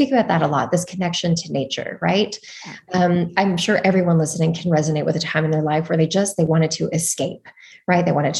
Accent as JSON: {"language": "English", "town": "Toronto", "region": "Ontario", "country": "Canada", "also_born_or_lived": "Montreal, Canada", "moved": "yes", "lives_now": "California, United States", "said": "I'm from Toronto"}